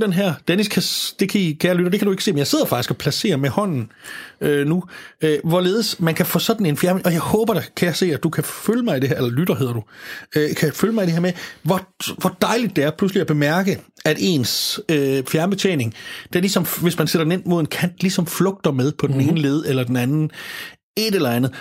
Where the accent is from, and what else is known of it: Denmark